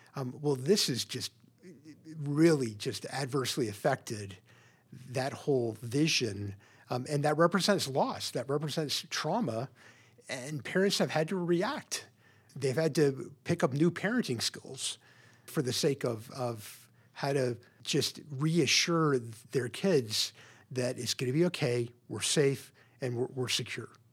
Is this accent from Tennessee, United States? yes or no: yes; Memphis, Tennessee, United States; now in Portland, United States; I grew up in Memphis, Tennessee, in a, a pretty typical suburban home